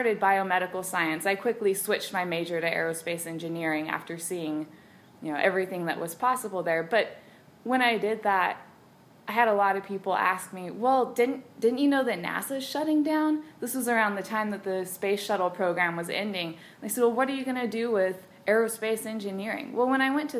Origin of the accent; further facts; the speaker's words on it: Brownsville, Texas, United States; I grew up in Brownsville, Texas, on the southern border.